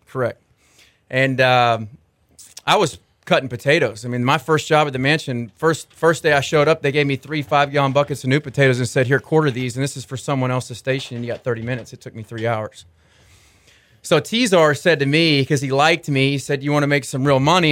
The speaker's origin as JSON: {"language": "English", "town": "Arlington", "region": "Texas", "country": "United States", "tie": "born or raised there", "said": "I grew up in Arlington, Texas, um, in between Dallas and Fort Worth"}